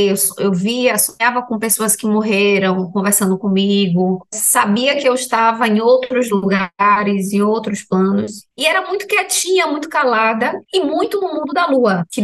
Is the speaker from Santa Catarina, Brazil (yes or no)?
no; Salvador, Bahia, Brazil; Eu sou de Salvador, Bahia. Aqui eu não sei se tem muitas casas de ayahuasca